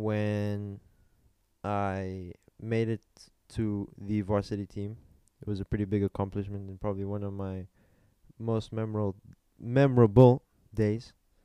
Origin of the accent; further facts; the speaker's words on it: Mozambique; I'm from Mozambique. I've been at AISM for 13 years since ELC